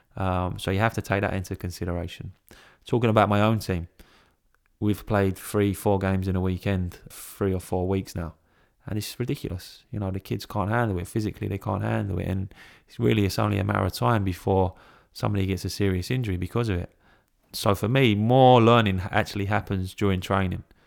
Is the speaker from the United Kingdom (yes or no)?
yes; England, United Kingdom; I'm English